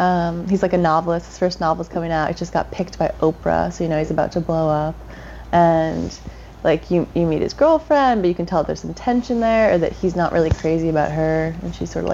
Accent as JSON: {"language": "English", "town": "Tarrytown", "region": "New York", "country": "United States", "said": "I'm from Tarrytown. A little bit north of the Bronx."}